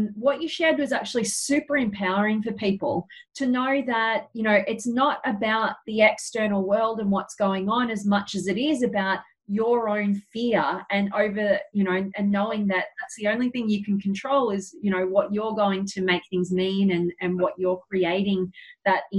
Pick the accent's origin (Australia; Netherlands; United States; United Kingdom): Australia